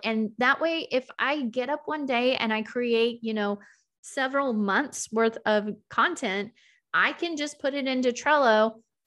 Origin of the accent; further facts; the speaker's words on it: the South, United States; I'm from the South.